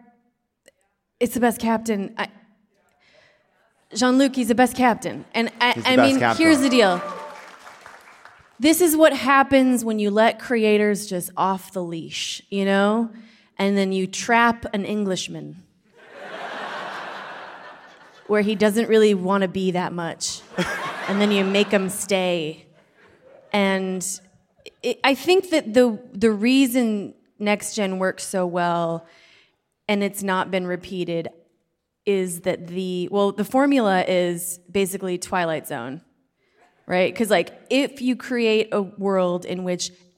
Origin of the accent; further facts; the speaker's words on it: Minneapolis, Minnesota, United States; now in Los Angeles, United States; I grew up in Minnesota. I'm from Minneapolis